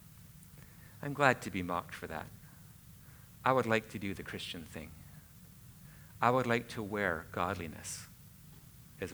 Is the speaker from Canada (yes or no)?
yes; Canada; I'm Canadian